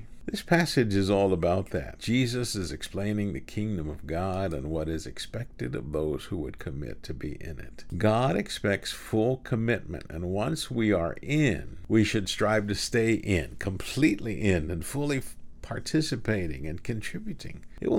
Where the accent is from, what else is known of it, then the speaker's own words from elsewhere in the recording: Houston, Texas, United States; also born or lived in Kingsville, Texas; Then we moved away from Kingsville to Houston.